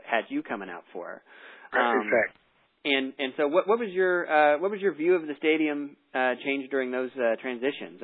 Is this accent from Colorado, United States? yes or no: yes; Denver, Colorado, United States; I'm personally from Denver